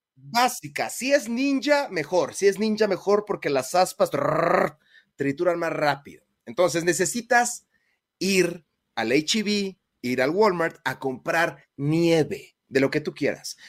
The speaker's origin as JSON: {"language": "Spanish", "country": "Mexico", "said": "uno como mexicano"}